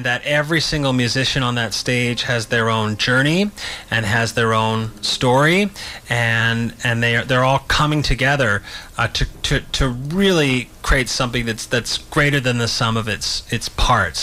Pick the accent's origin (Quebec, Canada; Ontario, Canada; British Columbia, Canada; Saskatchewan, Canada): British Columbia, Canada; Vancouver; also born or lived in Victoria; I'm one of those rare born and raised Vancouverites. Mm. Well, I was born in Victoria, spent a few weeks there, and then ended up in Vancouver